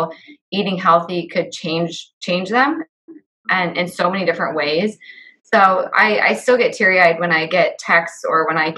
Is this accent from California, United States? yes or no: no; West Liberty, Iowa, United States; I grew up in a small town. I grew up in West Liberty, Iowa.